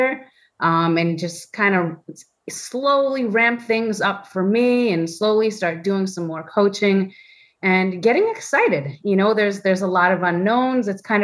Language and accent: English; Woodstock, New York, United States; I grew up in Woodstock, New York